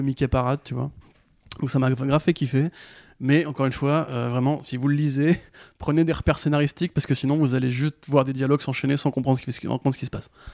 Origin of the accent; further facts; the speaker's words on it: France; en tant que Français